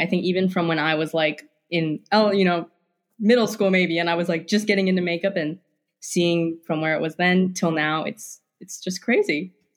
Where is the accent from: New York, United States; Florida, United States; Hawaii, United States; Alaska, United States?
Hawaii, United States; moved away as an adult; also born or lived in Pacific Northwest; I grew up in Hawaii